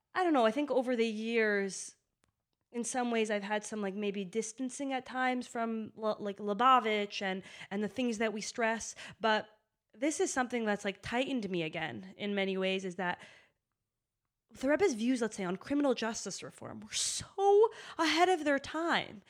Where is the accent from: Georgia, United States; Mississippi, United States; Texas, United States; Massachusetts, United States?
Massachusetts, United States; Boston; I grew up in Boston